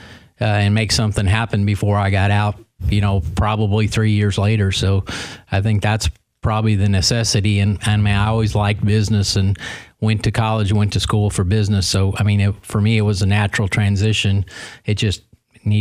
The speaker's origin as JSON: {"language": "English", "region": "Michigan", "country": "United States", "tie": "born or raised there", "moved": "as an adult", "lives_now": "Clarksville, United States", "said": "my hometown in Michigan"}